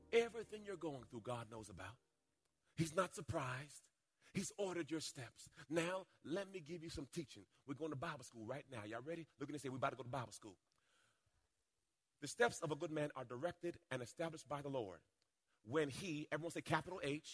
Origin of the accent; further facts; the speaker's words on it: Jamaica; moved away; When I was a little boy, I was born in Jamaica. And we were in a rough part of the town.